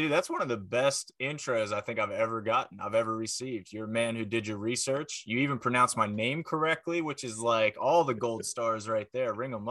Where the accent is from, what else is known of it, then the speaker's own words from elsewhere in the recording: McConnellsburg, Pennsylvania, United States; now in Pittsburgh, United States; And I grew up about 20 minutes from that in McConnellsburg, Pennsylvania.